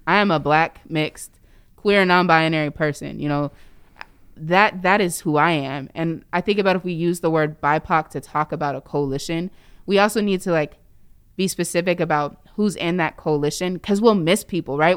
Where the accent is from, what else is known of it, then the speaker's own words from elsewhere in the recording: Indiana, United States; now in Seattle, United States; where I grew up in Indiana